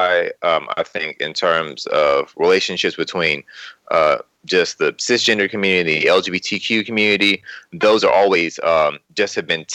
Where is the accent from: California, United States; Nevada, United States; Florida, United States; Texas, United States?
Texas, United States; Houston; now in Austin, United States; I'm from Houston. I grew up most of my life in Third Ward in Houston, and then moved to Austin and have been here since I graduated from college.